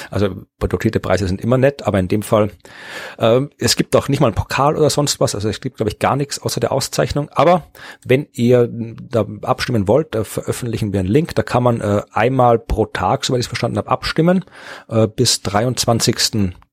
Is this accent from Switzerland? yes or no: no; Lower Austria, Austria; ich bin ja keiner, ich bin ja Niederösterreicher. Niederösterreicher. Ich lebe dort, ich bin in Niederösterreich geboren.